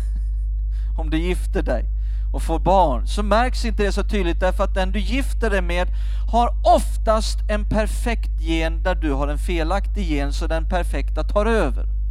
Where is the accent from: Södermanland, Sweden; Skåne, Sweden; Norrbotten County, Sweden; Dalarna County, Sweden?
Skåne, Sweden; Jag växte upp i Skåne, där kallar vi det för grisapärer